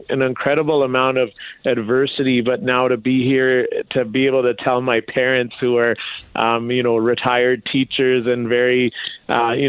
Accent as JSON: {"language": "English", "town": "Brooks", "region": "Alberta", "country": "Canada", "tie": "born or raised there", "also_born_or_lived": "Wetaskiwin, Alberta", "said": "I was growing up in Brooks, Alberta"}